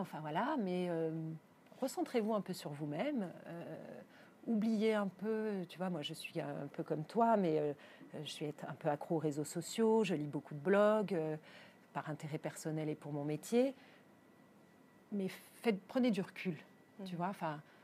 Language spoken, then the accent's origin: French; Arcachon, Nouvelle-Aquitaine, France; now in Paris, France; je suis née à Arcachon, hein, ma famille, je ne suis pas parisienne de naissance, ma, ma famille est de Gujan-Mestras, à côté d'Arcachon.